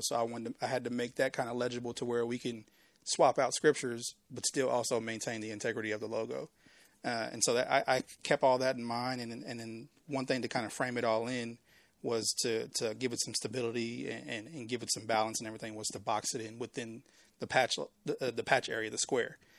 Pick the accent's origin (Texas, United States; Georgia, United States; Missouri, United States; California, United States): Texas, United States; Waco; I'm born and raised in Waco. I mean, I, I was in Waco Public Schools